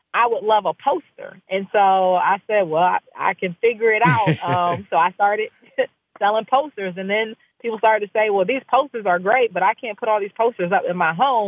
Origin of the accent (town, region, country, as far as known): Maryland, United States; born or raised there